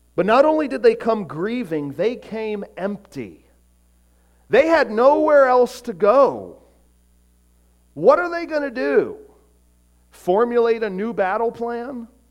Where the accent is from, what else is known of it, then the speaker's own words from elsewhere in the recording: Florida, United States; growing up in Florida